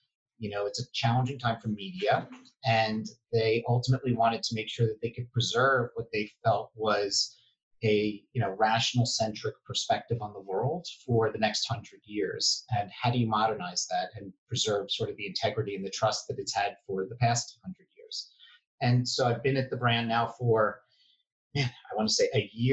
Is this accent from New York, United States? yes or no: yes; New York City, New York, United States; I grew up Upper East Side and now live on the Upper West Side